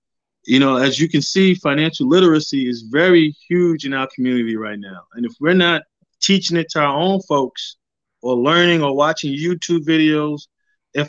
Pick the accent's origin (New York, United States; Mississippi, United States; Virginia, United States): New York, United States; Amityville; also born or lived in Harlem; I'm from Long Island, from Amityville, Long Island